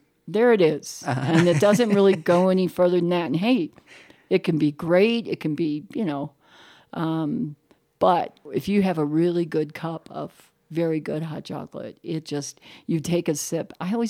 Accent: Ireland; You know, I'm Irish, so it's kind of what we do.

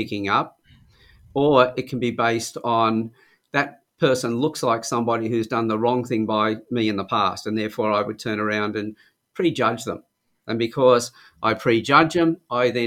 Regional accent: Sydney, New South Wales, Australia; moved away as an adult; now in Newcastle, Australia; Originally from Sydney. I came to Newcastle in 1975, I think it was, when I was about 23

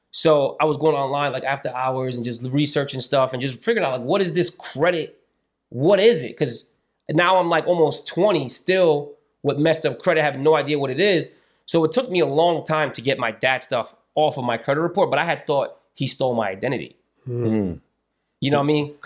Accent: Long Branch, New Jersey, United States; So it was like, you know, I'm from Long Branch. I'm in school. I don't really know what I'm, you know, I, I didn't know anybody at the time.

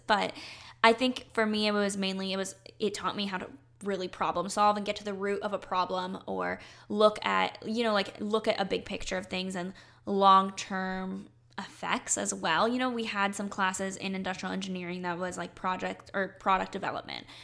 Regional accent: North Carolina, United States; I grew up in North Carolina.

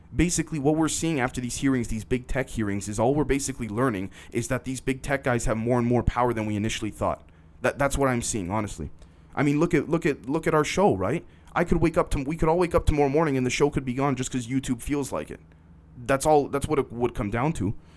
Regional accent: Canada; I'm a Canadian

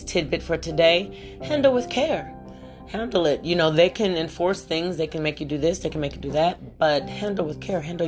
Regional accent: West Virginia, United States; moved away; also born or lived in Ohio; I'm from Ohio. I don't know why I say this, because I was brought up prior to Ohio. We were lived in West Virginia

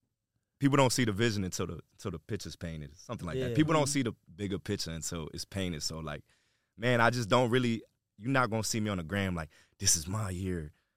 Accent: New York, United States; I'm America, but where? I'm from New York.

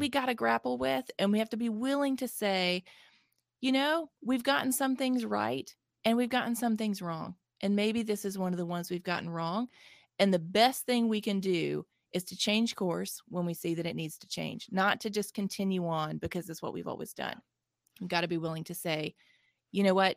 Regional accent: Mississippi, United States; I'm from Mississippi, born and raised here, I've lived here my whole life

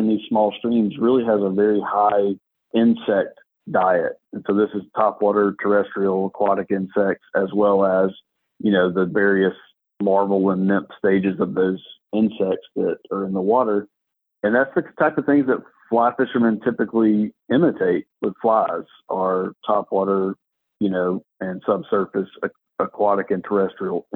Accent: South Alabama, United States; now in East Alabama, United States; I grew up in South Alabama

